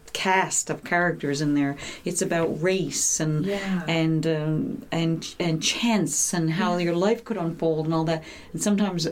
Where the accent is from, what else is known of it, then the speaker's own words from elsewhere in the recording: St. John's, Newfoundland and Labrador, Canada; Growing up in St. John's